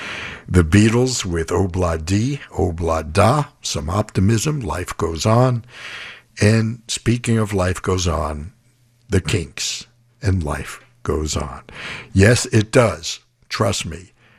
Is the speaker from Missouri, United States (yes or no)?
no; New York City, New York, United States; moved away; back in my hometown of New York City